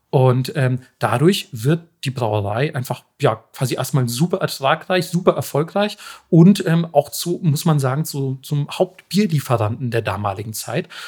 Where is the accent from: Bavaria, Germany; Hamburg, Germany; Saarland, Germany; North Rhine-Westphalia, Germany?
Bavaria, Germany; Ich, ich bin Franke.